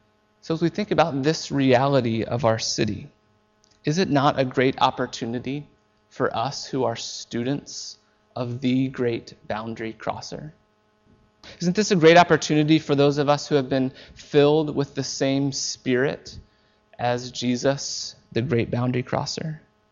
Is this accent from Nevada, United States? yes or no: no; Seymour, Indiana, United States; now in Vancouver, Canada; I grew up in Seymour, Indiana, and everyone looked like me and talked like me and basically thought a lot like me.